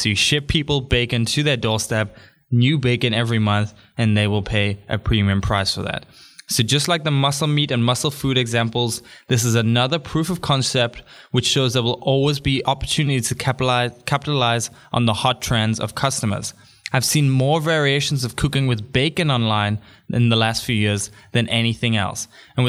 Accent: Newcastle, North East England, United Kingdom; born there; also born or lived in Africa / Thailand; I was born in Newcastle, even if people don't believe it based on my accent. Born in Newcastle, me like. I have lived in Africa for 5 years.

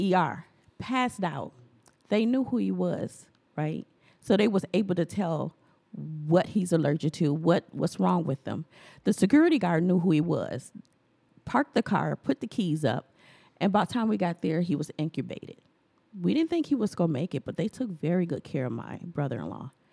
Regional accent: Milwaukee, Wisconsin, United States; a Black American born and raised in Milwaukee

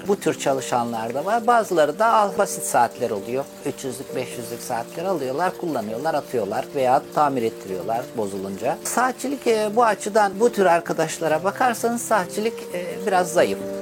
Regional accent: Istanbul, Turkey; also born or lived in Çay, Afyon, Turkey; 7-8 yaşına kadar oradaydım. İstanbul'a geldim. İstanbul'da da abimin yanında büyüdüm.

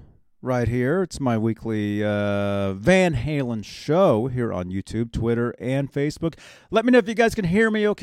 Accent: Phoenix, Arizona, United States; moved away; I'm from Phoenix.

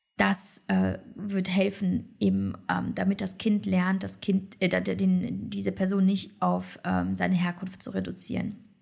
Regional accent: Poland; also born or lived in China; now in Germany; als Polin

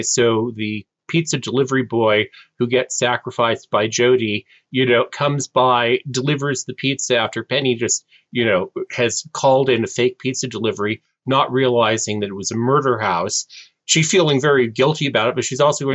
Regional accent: California, United States; Californian born and raised

